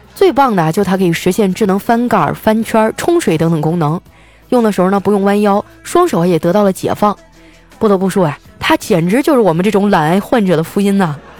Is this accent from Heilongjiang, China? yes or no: yes; Qitaihe, Heilongjiang, China; born or raised there; now in Shanghai, China